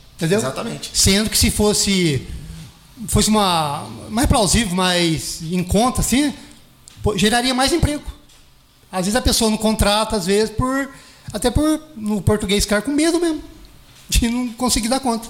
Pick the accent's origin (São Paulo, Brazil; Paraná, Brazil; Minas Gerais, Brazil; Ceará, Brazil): Minas Gerais, Brazil; Itajubá; also born or lived in Jambeiro; Eu fui nascido e criado na, na Vila Isabel